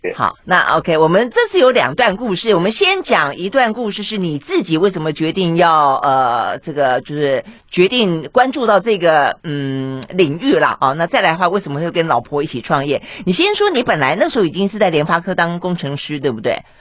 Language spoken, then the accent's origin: Chinese; Tainan, Taiwan; 这个台南是我老家